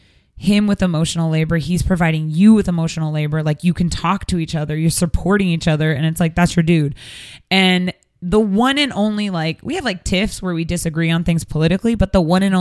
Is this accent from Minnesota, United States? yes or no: no; Seattle, Washington, United States; moved away; I'm from Seattle